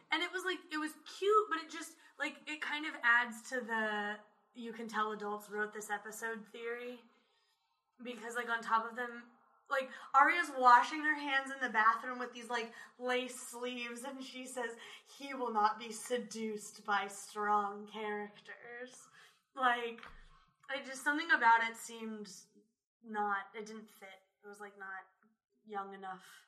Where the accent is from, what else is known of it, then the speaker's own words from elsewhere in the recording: Midwest, United States; we're mostly from the Midwest